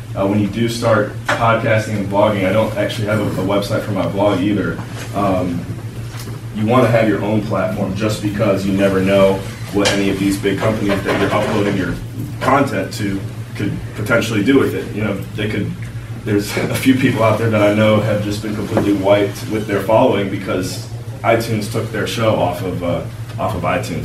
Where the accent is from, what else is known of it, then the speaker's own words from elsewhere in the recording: Cleveland, Ohio, United States; moved away as an adult; also born or lived in Western Pennsylvania / Belize; born and raised in Cleveland, Ohio